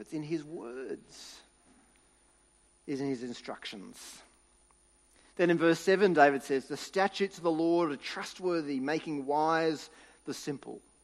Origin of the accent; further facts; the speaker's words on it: New South Wales, Australia; moved away; I grew up in New South Wales